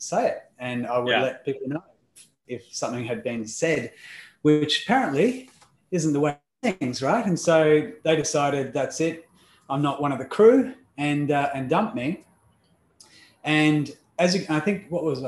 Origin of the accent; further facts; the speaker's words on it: Perth, Western Australia, Australia; accent: Australian; also born or lived in Melbourne, Victoria; So if you haven't figured out the accent just yet, it is Australian. And I am originally from Melbourne in Australia